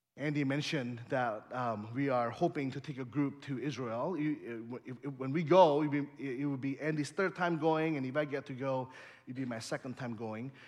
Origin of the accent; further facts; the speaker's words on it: Indonesia; also born or lived in Bay Area, California, United States / Chicagoland, Illinois, United States; now in Holland, Michigan, United States; I, I grew up in Indonesia